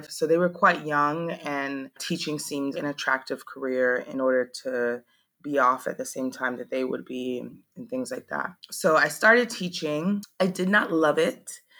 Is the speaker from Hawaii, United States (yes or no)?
yes; Maui, Hawaii, United States; moved away as an adult; also born or lived in Georgia; now in Ho Chi Minh City, Vietnam; I am 36 years old and I live in Saigon, Vietnam. I say that my hometown is Maui, Hawaii. It's where I spent most of my life before I came abroad. And I left Hawaii in August